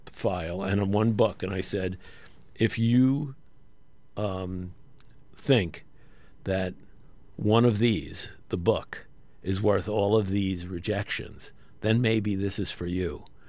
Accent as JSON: {"language": "English", "town": "New York City", "region": "New York", "country": "United States", "tie": "born or raised there", "said": "I'm actually from an area of Brooklyn that borders Coney Island, Brighton Beach, Cheapside Bay, and Graves End"}